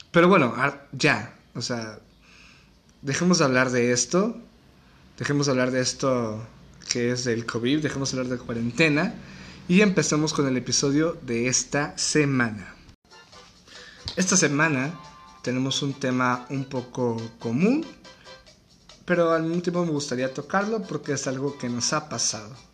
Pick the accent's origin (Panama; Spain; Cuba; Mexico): Mexico; Así es, señores, soy mexicano, estoy en cuarentena